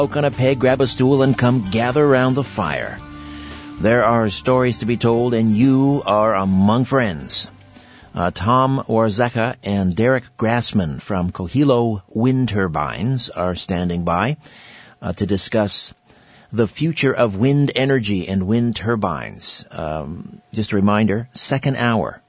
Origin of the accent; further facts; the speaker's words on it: Brantford, Ontario, Canada; In my hometown, Brantford, here in southern Ontario, in Brant County